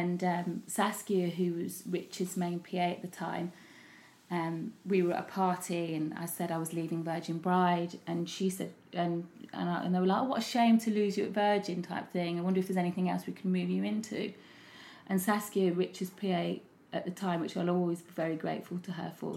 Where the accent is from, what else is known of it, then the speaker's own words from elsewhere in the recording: Leicester, East Midlands, United Kingdom; moved away as an adult; also born or lived in London; I did lots of things in my hometown, Leicester